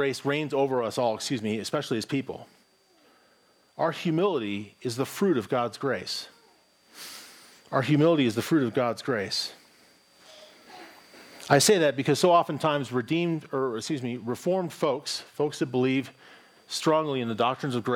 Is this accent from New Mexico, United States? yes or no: yes; Albuquerque, New Mexico, United States; I grew up here in Albuquerque